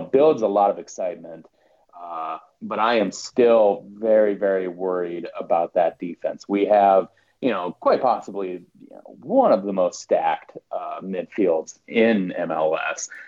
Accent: South Dakota, United States; moved away; also born or lived in Washington, District of Columbia, United States; I was born and raised in South Dakota uh, lived in DC for about 10 years

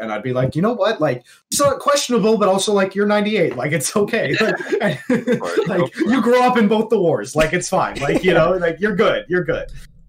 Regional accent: Toronto, Ontario, Canada; I grew up in Ontario, the Toronto, I have the Toronto, like, I don't speak like a Toronto man, so I just talk like a normal Canadian guy, right?

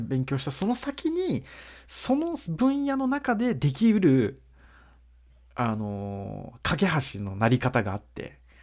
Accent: Brazil; now in Japan; 俺たち日系ブラジル人

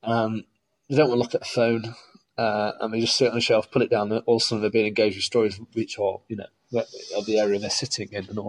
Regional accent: Stapleford, East Midlands, United Kingdom; also born or lived in Scotland / southern England / Beeston; I wasn't even born here. I was born in Scotland. I grew up in Stapleford and all places

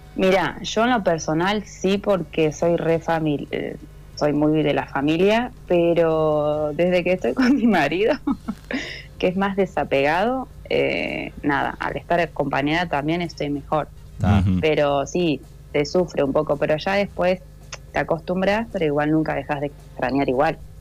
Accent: Guatraché, La Pampa, Argentina; moved away as an adult; now in Mexico; como nací en Guatraché, digo, bueno, soy de La Pampa

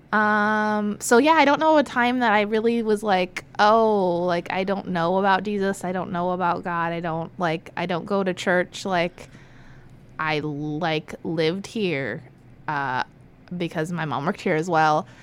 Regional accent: Florida, United States; also born or lived in California; I was born in California, um, lived there with my parents in a not so great neighborhood, um, until I was one and a half, and they came to Florida

